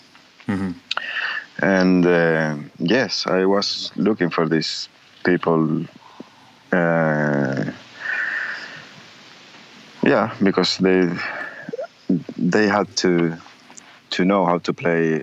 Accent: Uruguay; born or raised there; moved away

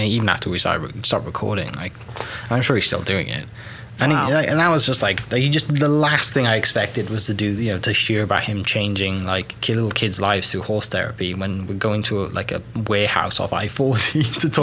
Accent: Welsh, Wales, United Kingdom; now in Oklahoma, United States; I'm a Welsh guy that hosts a podcast about Oklahoma

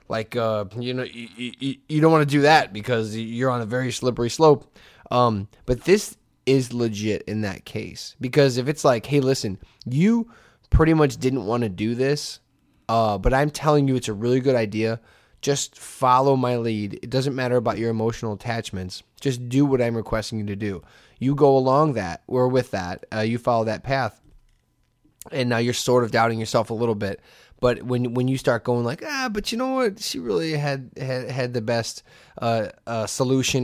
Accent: Hammond, Indiana, United States; I grew up in Hessville

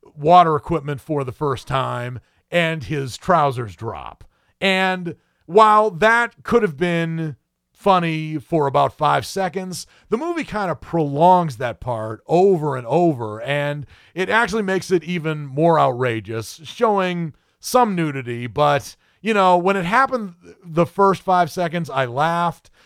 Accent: New England, United States; also born or lived in the South (US); now in US South; having been born and raised in New England

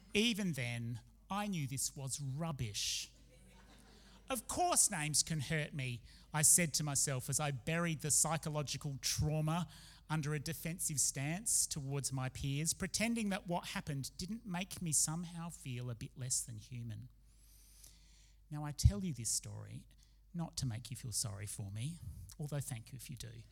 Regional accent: Adelaide, South Australia, Australia; also born or lived in Oxford, United Kingdom; when we moved from Australia to live in Oxford in the UK for a time

